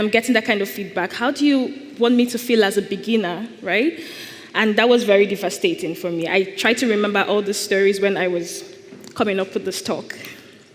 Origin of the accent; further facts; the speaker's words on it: Nigeria; I am Nigerian